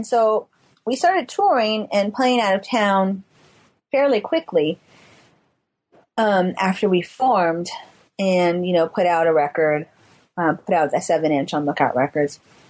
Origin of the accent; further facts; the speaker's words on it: California, United States; But, you know, we're from the Bay Area.